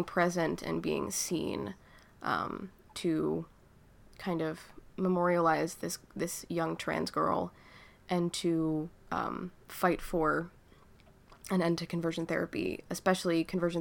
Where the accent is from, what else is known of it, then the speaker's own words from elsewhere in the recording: Virginia, United States; moved away as an adult; now in Philadelphia, United States; being young and queer in Virginia